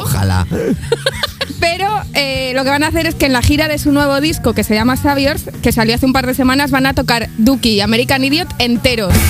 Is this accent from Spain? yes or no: yes; Zamora, Castile and León, Spain; soy de Zamora